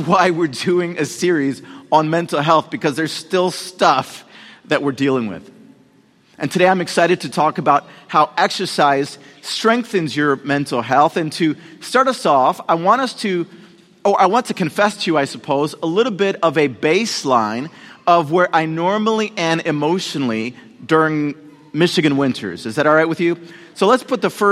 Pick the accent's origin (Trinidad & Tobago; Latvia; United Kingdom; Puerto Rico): Puerto Rico; moved away; I was born in Puerto Rico